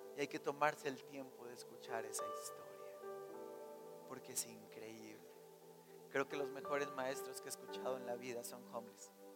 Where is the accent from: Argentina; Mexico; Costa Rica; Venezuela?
Mexico; Creo que somos mexicanos